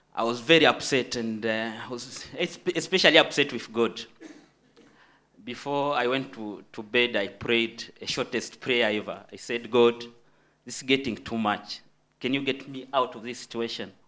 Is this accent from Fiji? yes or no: no; DR Congo; moved away; I'm um, from the Democratic Republic of Congo, which is in Central Africa